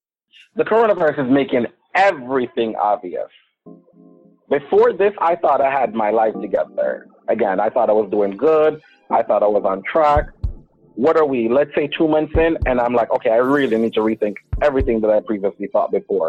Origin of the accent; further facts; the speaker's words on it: Jamaica; now in United States; I'm from Jamaica. I live for the American dream. That's what I came here for.